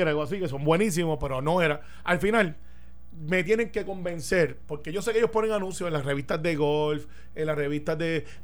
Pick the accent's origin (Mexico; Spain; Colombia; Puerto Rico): Puerto Rico